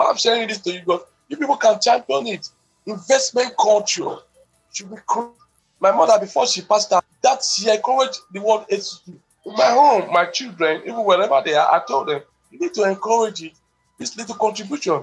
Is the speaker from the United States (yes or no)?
no; Nigeria; we too, as Nigerians